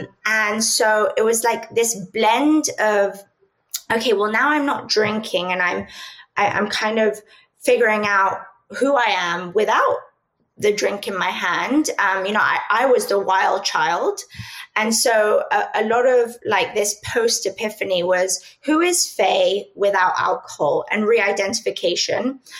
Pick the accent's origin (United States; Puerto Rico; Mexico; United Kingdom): United Kingdom; London; also born or lived in Spain; I'm from Europe, so I grew up between London and Spain.